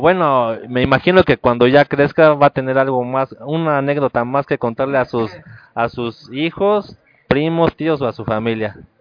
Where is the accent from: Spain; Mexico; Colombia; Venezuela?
Mexico; todos los mexicanos nos ayudamos entre todos